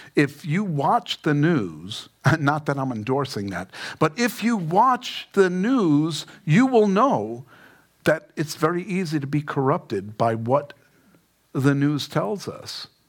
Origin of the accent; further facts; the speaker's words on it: New York City, New York, United States; I grew up in Queens